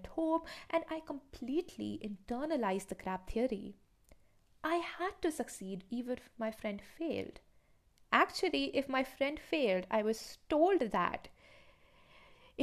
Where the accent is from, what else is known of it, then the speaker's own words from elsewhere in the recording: Shimla, Himachal Pradesh, India; Growing up in Shimla, I understood one thing for sure about our education system